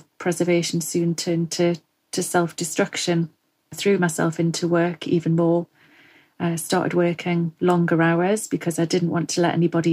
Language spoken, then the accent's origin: English; Northumberland, North East England, United Kingdom; moved away as an adult; now in Forest of Dean, United Kingdom; I'm originally from Northumberland